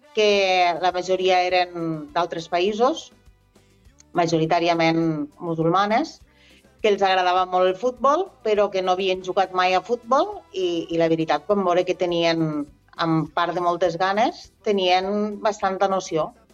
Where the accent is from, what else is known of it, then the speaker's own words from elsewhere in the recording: Ebro Delta, Catalonia, Spain; jo sóc del Delta de l'Ebre